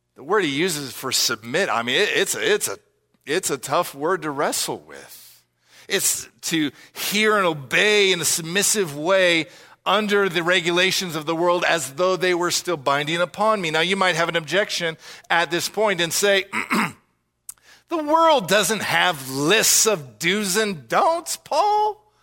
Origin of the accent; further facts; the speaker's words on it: United States; us as American listeners